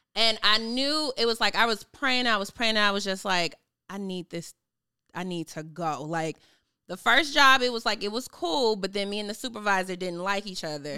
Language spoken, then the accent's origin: English; Chicago, Illinois, United States; moved away as an adult; now in Atlanta, United States; I am originally from Chicago. I just moved to Atlanta